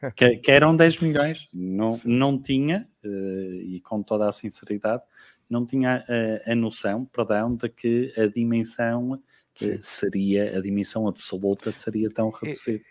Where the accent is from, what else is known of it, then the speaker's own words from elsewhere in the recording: Ermesinde, Porto District, Portugal; moved away as an adult; now in Guarda, Portugal; Sou, sou natural, sou natural do Porto, não é? em concreto, nascida e criada em Irmezinho